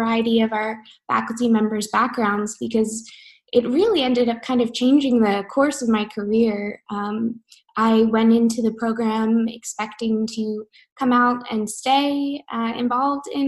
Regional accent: New Jersey, United States; I grew up in South Jersey

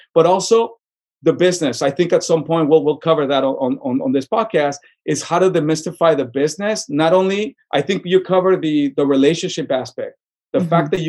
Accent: Tucson, Arizona, United States; Maybe the way that I grew up in Tucson, you kind of feel like beyond giving back, I love when people succeed.

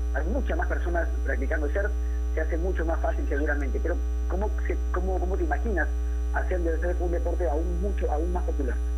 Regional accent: Peru; como peruanos

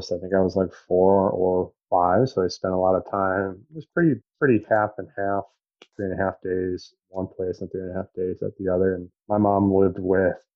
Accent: Chelsea, Michigan, United States; also born or lived in Ann Arbor, Michigan / Gregory, Michigan; I was raised in Chelsea, Michigan

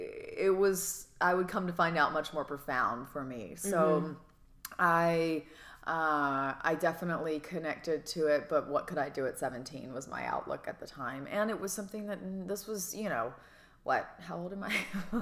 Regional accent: Georgia, United States; I'm like, I'm from Georgia.

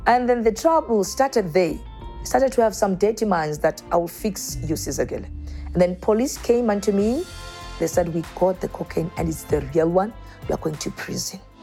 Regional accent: Soweto, Gauteng, South Africa; born and brought up in Soweto

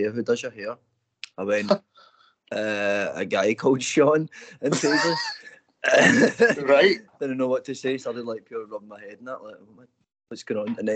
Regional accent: Giffnock, Scotland, United Kingdom; I grew up in Giffnock, you know, I, live in Newston now

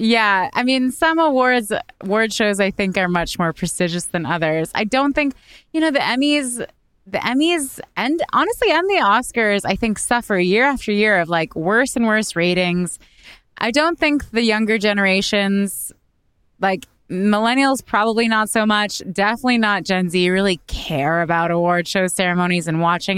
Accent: Canada; now in United States; as a Canadian

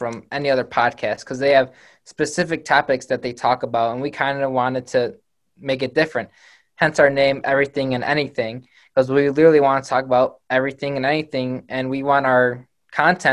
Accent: Northern Illinois, United States; From Northern Illinois, Mitch and I went to school together

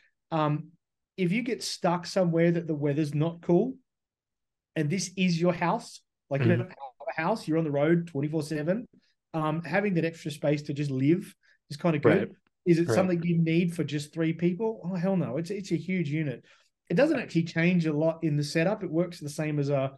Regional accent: Australia; now in United States; I'm Australian

